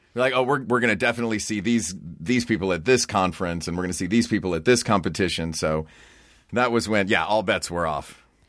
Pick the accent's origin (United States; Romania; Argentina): United States; Knoxville, Tennessee; I was born and raised in Knoxville, Tennessee